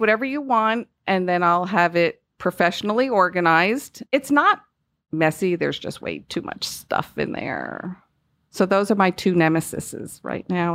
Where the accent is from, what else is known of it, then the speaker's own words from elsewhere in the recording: Northeast, United States; moved away; I am from the Northeast, if you couldn't tell by my accent